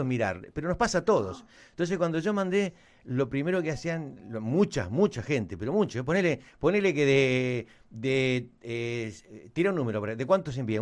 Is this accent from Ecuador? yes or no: no; Argentina; Somos argentinos